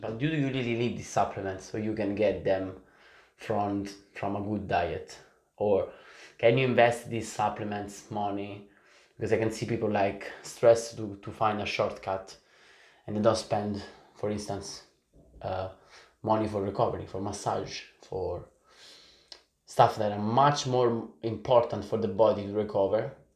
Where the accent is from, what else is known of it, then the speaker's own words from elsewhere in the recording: Italy; also born or lived in Sicily; I'm, I'm from Italy in the soul